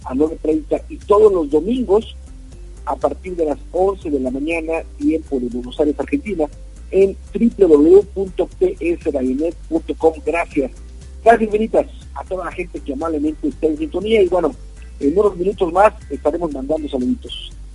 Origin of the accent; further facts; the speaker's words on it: Mexico; lo que nos sucede en nuestro país, hablo de México